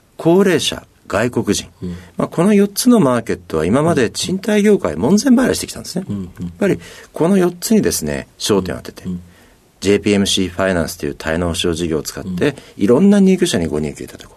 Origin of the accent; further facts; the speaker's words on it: Yokohama, Kanagawa, Japan; 横浜のですね、神奈川区というところに生まれまして